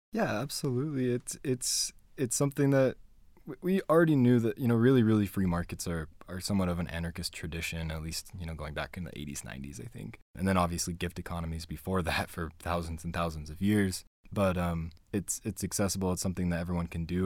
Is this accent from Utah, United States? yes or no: yes; Spanish Fork, Utah, United States; also born or lived in Payson, Utah / Fort Worth, Texas; I grew up here. I grew up in Spanish Fork and Payson, Utah.